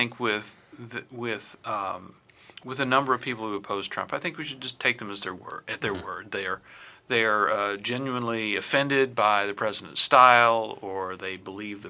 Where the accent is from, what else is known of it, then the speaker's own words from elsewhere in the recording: Alabama, United States; I am from Alabama.